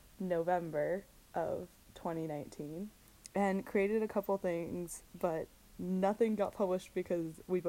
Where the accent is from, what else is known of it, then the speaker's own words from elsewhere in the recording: Central Washington, United States; So I am from Central Washington.